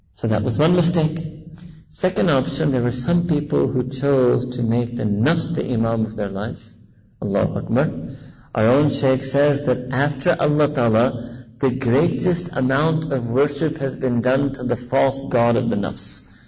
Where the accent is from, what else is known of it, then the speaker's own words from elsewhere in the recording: New York City, New York, United States; I was born and raised in New York City